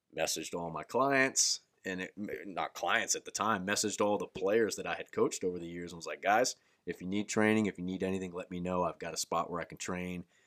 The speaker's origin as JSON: {"language": "English", "town": "Daytona Beach", "region": "Florida", "country": "United States", "said": "I'm from Central Florida, Daytona, Daytona Beach area"}